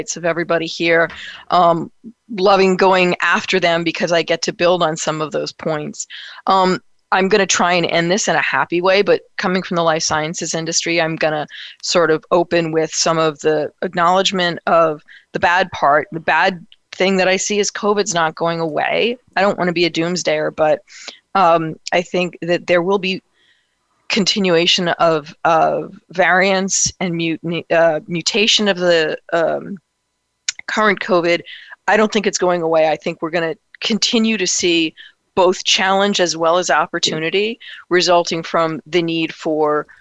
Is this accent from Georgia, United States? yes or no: no; New York City, New York, United States; as a New Yorker